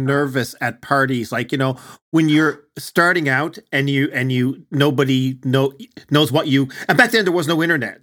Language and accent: English; Newfoundland and Labrador, Canada; accent: Newfoundland; people with my accent